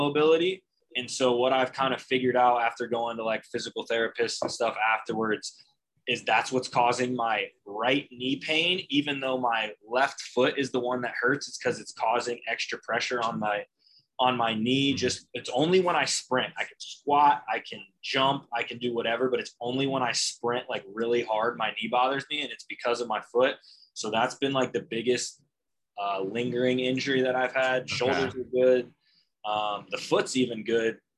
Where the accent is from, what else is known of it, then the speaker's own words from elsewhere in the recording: Dublin, Ohio, United States; I am also from Dublin, Ohio.